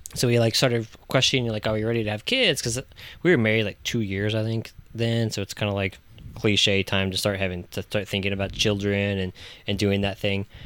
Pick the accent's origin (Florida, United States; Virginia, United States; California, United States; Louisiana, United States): Virginia, United States; Virginia Beach; moved away; I'm originally from Virginia Beach, Virginia, so I grew up on the coast